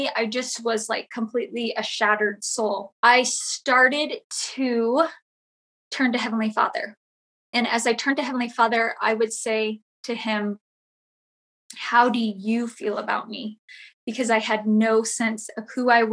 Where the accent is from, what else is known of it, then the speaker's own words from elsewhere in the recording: Southern California, United States; I grew up in Southern California